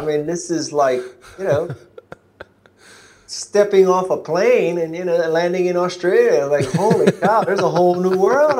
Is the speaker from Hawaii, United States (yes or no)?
yes; Honolulu, Hawaii, United States; I was born and raised in Honolulu, Hawaii.